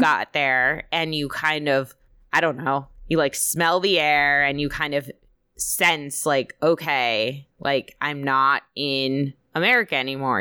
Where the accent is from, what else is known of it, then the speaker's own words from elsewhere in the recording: United States; as an American coming